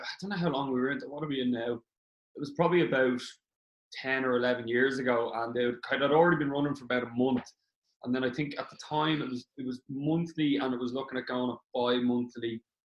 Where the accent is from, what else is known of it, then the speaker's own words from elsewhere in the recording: Dublin, Leinster, Ireland; moved away as an adult; also born or lived in Glendalough, Wicklow; Yeah, I'm originally from Dublin, but I moved down to Wicklow, to Glendalough, when I was about 9. And I moved back up to Dublin again when I was about 17.